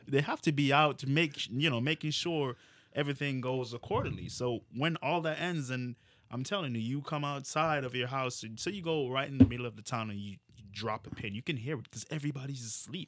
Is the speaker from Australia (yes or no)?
no; Jamaica; now in United States; where are you from? I'm like, Jamaica.